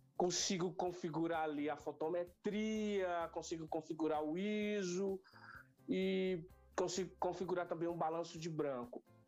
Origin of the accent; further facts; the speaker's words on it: Bom Jesus, Piauí, Brazil; now in São Paulo, Brazil; aos 14 anos de idade, lá no interior do estado do Piauí, que eu não nasci em São Paulo, eu nasci numa cidade do interior do estado do Piauí chamada Bom Jesus